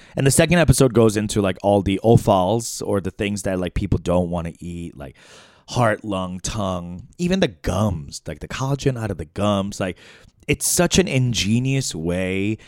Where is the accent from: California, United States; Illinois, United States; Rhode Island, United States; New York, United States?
New York, United States; also born or lived in Chicago / San Francisco; now in Los Angeles, United States; I was born in New York, spent time in Chicago, San Francisco, now here in L A.